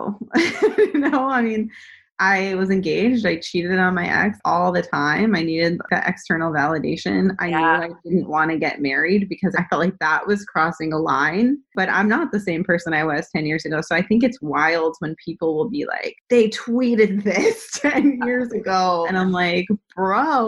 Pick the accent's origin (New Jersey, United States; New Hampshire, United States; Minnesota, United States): New Hampshire, United States; also born or lived in San Diego; now in Charlotte, United States; I grew up in New Hampshire